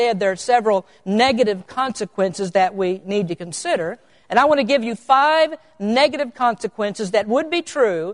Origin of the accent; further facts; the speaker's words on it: Kentucky, United States; now in California, United States; I'm an old Kentucky boy. I come from the Bible Belt.